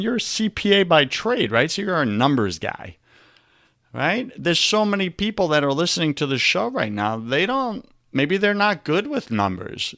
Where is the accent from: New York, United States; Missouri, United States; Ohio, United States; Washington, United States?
New York, United States; Long Island; I grew up in New York, you know, and in New York, I remember on Long Island